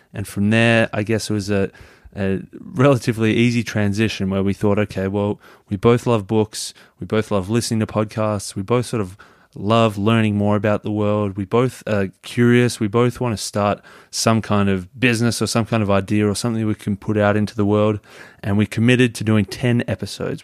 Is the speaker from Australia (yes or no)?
yes; Melbourne, Victoria, Australia; I'm from Melbourne in Australia